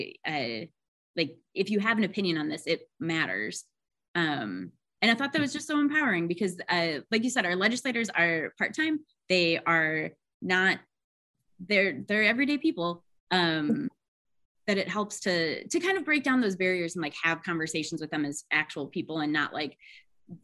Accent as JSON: {"language": "English", "region": "Wisconsin", "country": "United States", "tie": "born or raised there", "moved": "yes", "lives_now": "Georgia, United States", "said": "I grew up in Wisconsin"}